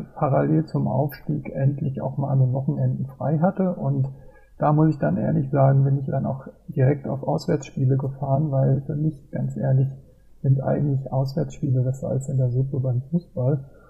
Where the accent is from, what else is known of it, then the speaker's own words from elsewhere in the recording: Mainz, Rhineland-Palatinate, Germany; ich bin 48 Jahre alt und bin gebürtiger Mainzer